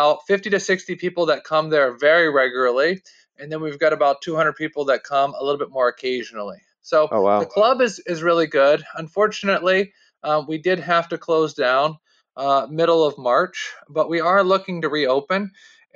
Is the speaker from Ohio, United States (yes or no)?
yes; Northeast Ohio, United States; also born or lived in Canada; I grew up here in Northeast Ohio